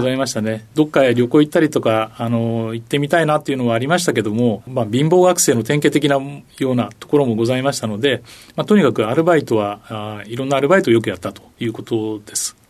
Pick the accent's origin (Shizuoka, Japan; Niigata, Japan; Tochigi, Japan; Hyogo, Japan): Tochigi, Japan; Ashikaga; 栃木県の足利市というところが出身地になります